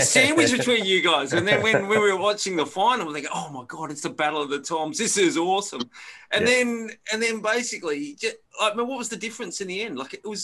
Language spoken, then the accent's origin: English; Queensland, Australia; moved away; coming from Queensland, similar sort of city